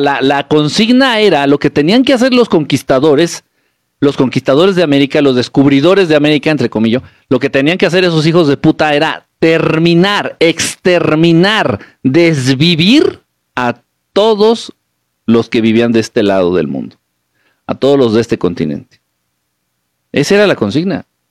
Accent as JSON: {"language": "Spanish", "region": "Guerrero", "country": "Mexico", "moved": "yes", "lives_now": "Mexico City, Mexico", "said": "Yo soy de Guerrero, pero ahorita estoy acá en el centro, en la Ciudad de México"}